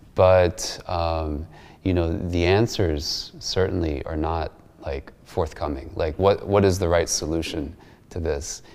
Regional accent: United States; as American Muslims

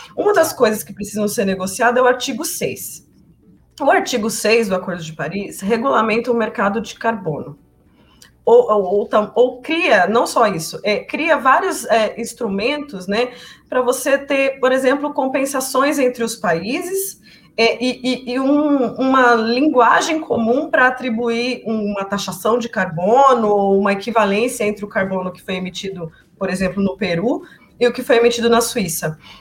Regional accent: Brazil; como brasileira

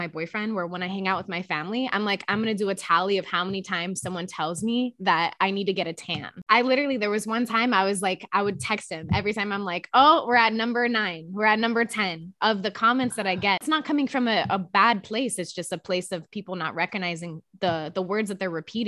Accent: Miami, Florida, United States; I grew up in Miami, Florida

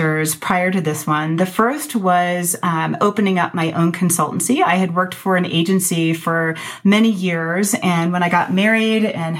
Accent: Ann Arbor, Michigan, United States; moved away as an adult; also born or lived in Madison, Wisconsin / Colorado; I grew up in Ann Arbor, Michigan

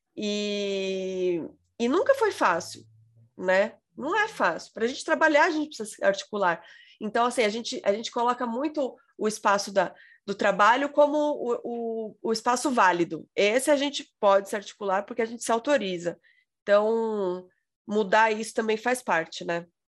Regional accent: São Paulo, Brazil; eu sou paulista

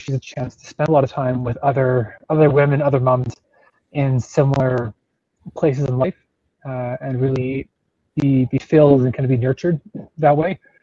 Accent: Calgary, Alberta, Canada; I grew up in Calgary, only a couple blocks from where I'm living now

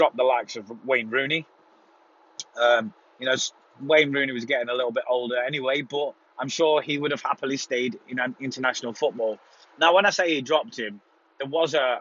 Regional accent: United Kingdom; moved away; also born or lived in Spain; as a British person

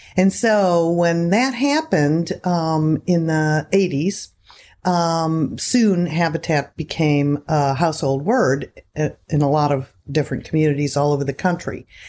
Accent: Seminole County, Florida, United States; I love Florida. It's my home, mostly in Seminole County

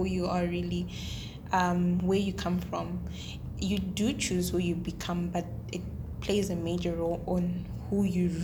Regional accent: Zimbabwe; now in Mauritius; I'm from Zimbabwe

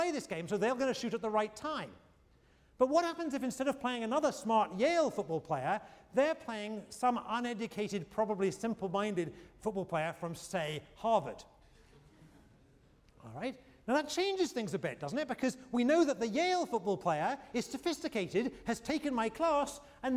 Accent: United Kingdom; now in United States; I'm a Brit.

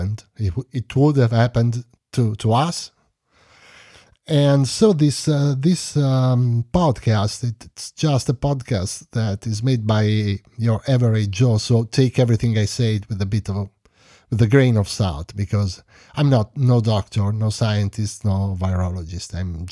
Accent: Bologna, Emilia-Romagna, Italy; born there; English is a second language; I was born in 1972 in Bologna, Emilia-Romagna. I worked several years in my city, basically, and then I moved in other places in Emilia, Carpi

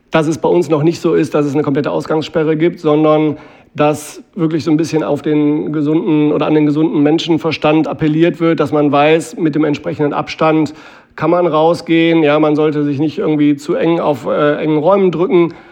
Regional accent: Mülheim an der Ruhr, North Rhine-Westphalia, Germany; in meiner Heimatstadt Mülheim

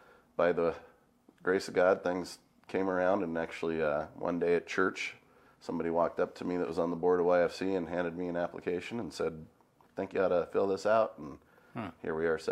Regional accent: La Grande, Oregon, United States; I grew up right here in LeGrand, so Kyle and I played sports together as kids in grade school and all that kind of stuff, and peewee football and different things, and I mean, love LeGrand, love growing up here

